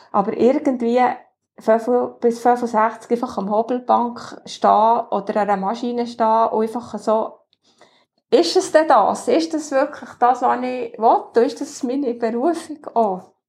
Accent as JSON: {"language": "German", "town": "Achseten", "region": "Bern", "country": "Switzerland", "tie": "born or raised there", "said": "Ich bin im Axeten aufgewachsen, das ist zwischen Frutig Adelboden."}